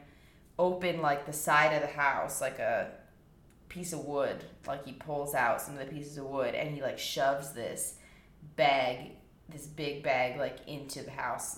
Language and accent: English; Nevada, United States; I'm from Nevada